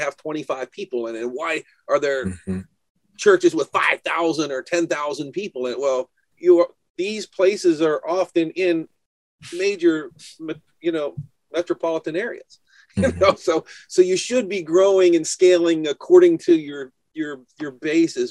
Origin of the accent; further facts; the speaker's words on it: New Hampshire, United States; I'm from New Hampshire